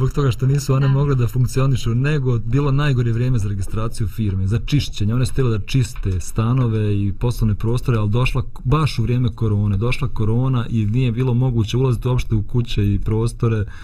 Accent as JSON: {"language": "Croatian", "country": "Bosnia & Herzegovina", "said": "Kod nas u Bosni i Hercegovini"}